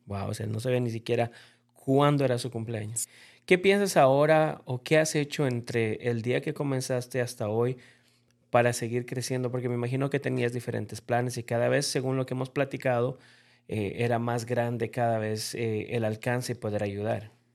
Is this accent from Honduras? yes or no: no; Bolivia; yo como boliviano